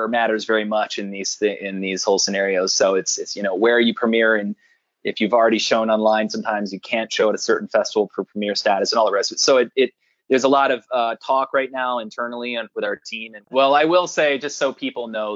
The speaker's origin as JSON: {"language": "English", "region": "Maryland", "country": "United States", "moved": "as an adult", "lives_now": "Los Angeles, United States", "said": "I'm originally from Maryland"}